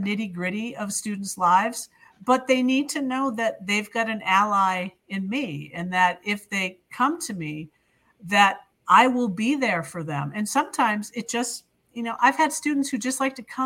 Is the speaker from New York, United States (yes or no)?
no; near Fitchburg, Central Massachusetts, United States; I grew up in Central Mass, the end of the Purple Rail, the commuter rail west. Fitchburg, just beyond Fitchburg.